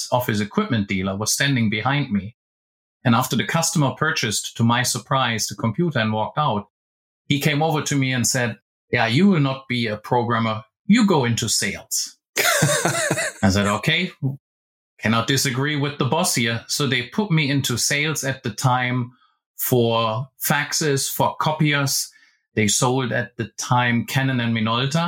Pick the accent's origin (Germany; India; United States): Germany; I originally joined an office equipment company in my hometown in Germany